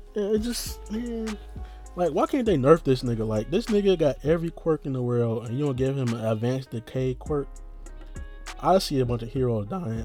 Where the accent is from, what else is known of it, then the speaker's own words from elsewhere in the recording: United States; being an American